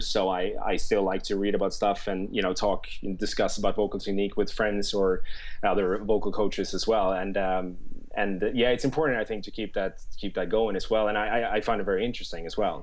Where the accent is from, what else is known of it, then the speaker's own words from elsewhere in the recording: Stockholm, Stockholm County, Sweden; moved away as an adult; now in London, United Kingdom; I studied in in Stockholm, uh, where I'm born and raised